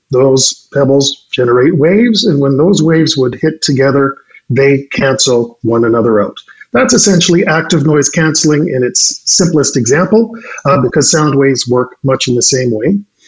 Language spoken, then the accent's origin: English; Edmonton, Alberta, Canada; moved away as an adult; also born or lived in Munich, Germany / Vancouver, Canada; now in Calgary, Canada; born and raised in Edmonton, so hold off your judgment, but lived and worked globally over in Europe for a number of years, based in Munich, 5 years